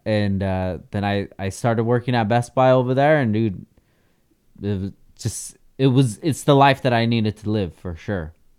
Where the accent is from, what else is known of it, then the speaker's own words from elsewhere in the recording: Oxnard, California, United States; also born or lived in Carson City, Nevada; I grew up here in Oxnard